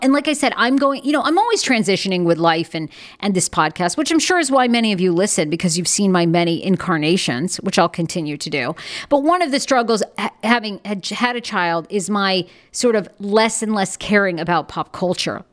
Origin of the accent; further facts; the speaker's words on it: United States; being an American